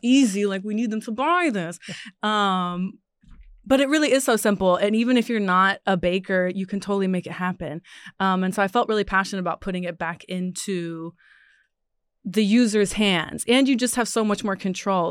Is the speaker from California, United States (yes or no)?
no; Ohio, United States; moved away; I'm from Ohio